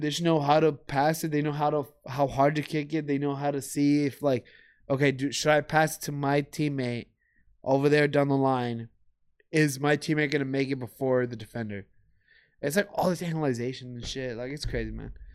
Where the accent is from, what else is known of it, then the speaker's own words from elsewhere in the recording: United States; I'm American as well, I was born here